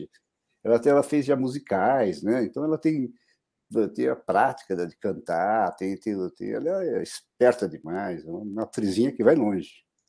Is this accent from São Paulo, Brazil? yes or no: yes; Taubaté, São Paulo, Brazil; also born or lived in Guaratinguetá; now in São Paulo, Brazil; eu nasci em Guaratinguetá, na verdade, né? Mas me criei em Taubaté, desde pequeno, muito pequeno, mudei para Taubaté e me criei lá.